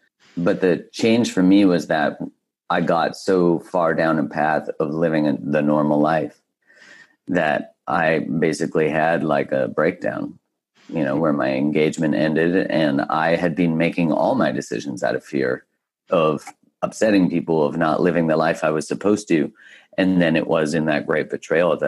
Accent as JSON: {"language": "English", "country": "Canada", "tie": "born or raised there", "said": "I grew up in Canada, so we didn't have frats"}